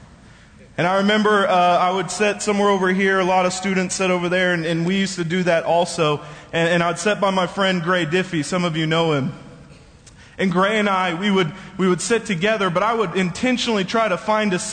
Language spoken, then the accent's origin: English; Bethany, Oklahoma, United States; I grew up in this church. I was going to this church since before I was even born.